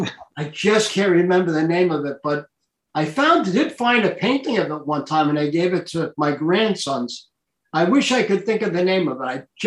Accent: Hicksville, New York, United States; also born or lived in Italy / Germany / France; I grew up in Hicksville, but my father was a military guy. And this is the way I got into art. I lived in Europe until I was 16 years old. I lived in Italy, Germany. I lived in France.

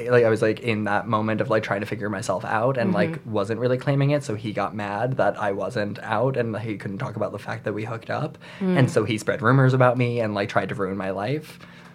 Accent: New York, United States; I grew up in New York

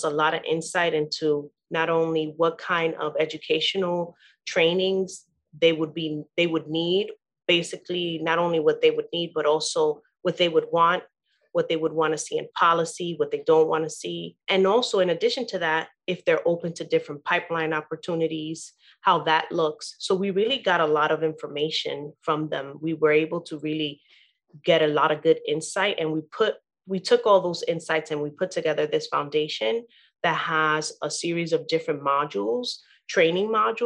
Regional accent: New York City, New York, United States; also born or lived in Queens / Harlem; I've been born and raised in Brooklyn, New York

